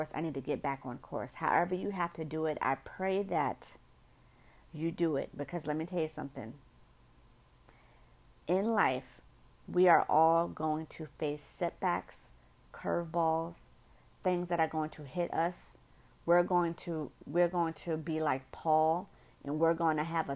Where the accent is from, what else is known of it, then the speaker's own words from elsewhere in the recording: New York City, New York, United States; accent: northerner; I'm from New York City. And, you know, us northerners, you know, we say things different